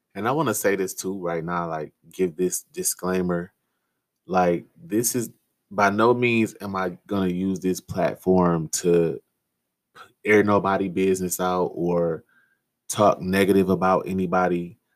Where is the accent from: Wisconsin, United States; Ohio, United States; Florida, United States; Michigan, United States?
Michigan, United States; Detroit; I was born and raised in Detroit, Michigan